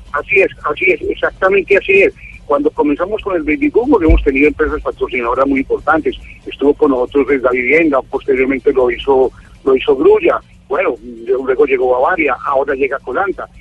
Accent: Cúcuta, Norte de Santander, Colombia; nosotros como colombianos, como cucuteños

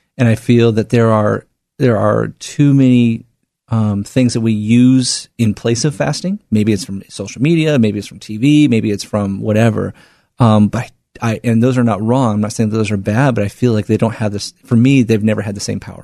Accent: Portland, Oregon, United States; born and raised here in the Northwest in Portland

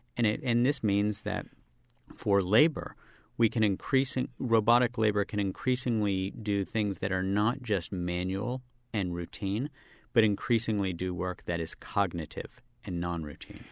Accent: Charleston, West Virginia, United States; I grew up as a public school kid in West Virginia

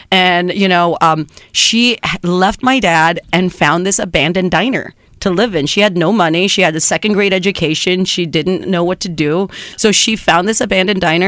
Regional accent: San Juan, Texas, United States; first language Spanish; English is a second language; moved away; also born or lived in New York / Reynosa, Mexico; my hometown is named San Juan. It's San Juan, Texas

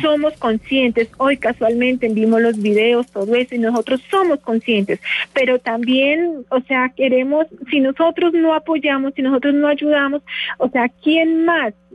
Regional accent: Nariño, Colombia; moved away as an adult; now in Bogotá, Colombia; de Nariño. Yo soy de Paz.

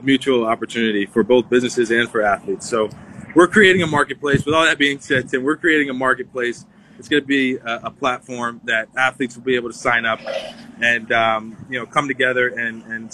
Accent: Teaneck, New Jersey, United States; Northern Jersey, where I'm from

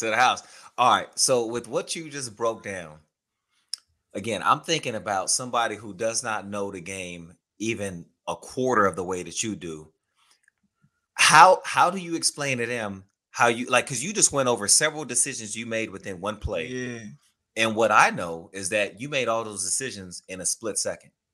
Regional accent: Houston, Texas, United States; I grew up in Houston, Texas

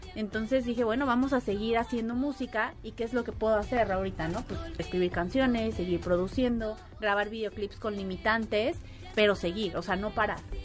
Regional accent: Mexico; Yo como mexicana en otro país

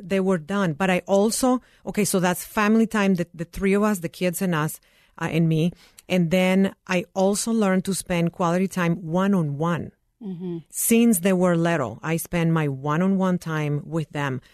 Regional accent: Nicaragua; now in United States; I am originally from Nicaragua.

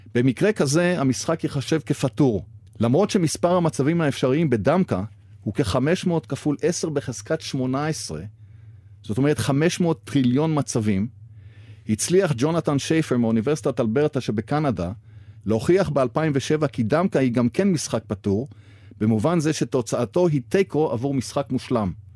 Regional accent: Haifa, Haifa District, Israel; בעיר הולדתי חיפה

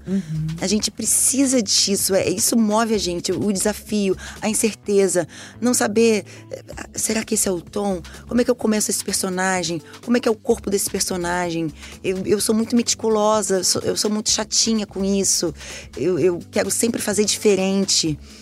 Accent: Brazil

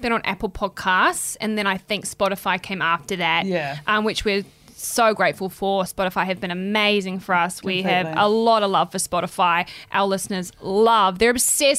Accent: New Zealand; accent: Kiwi; now in Sydney, Australia; my Kiwi accent

